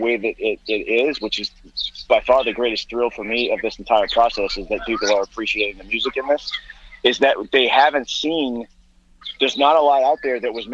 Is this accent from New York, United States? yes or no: no; Boston, Massachusetts, United States; also born or lived in Newton, Massachusetts; I'm from Boston